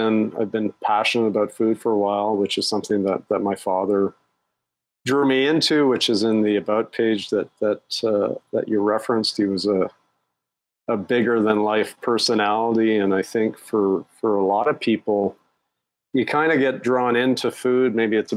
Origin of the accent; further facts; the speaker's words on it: Canada; moved away as an adult; also born or lived in Europe / Asia; now in Singapore; I'm Canadian. But I've been an expat